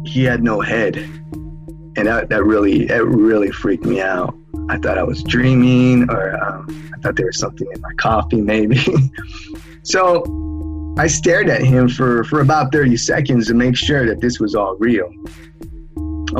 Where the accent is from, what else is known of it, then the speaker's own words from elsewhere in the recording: San Jose, California, United States; I'm from San Jose, California.